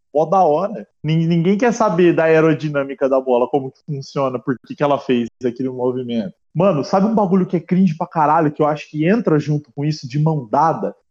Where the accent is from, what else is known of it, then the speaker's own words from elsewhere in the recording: Brazil; eu nasci no Brasil